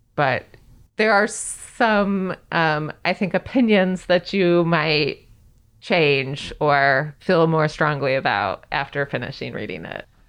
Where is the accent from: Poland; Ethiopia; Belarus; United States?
United States; the West; I grew up in the West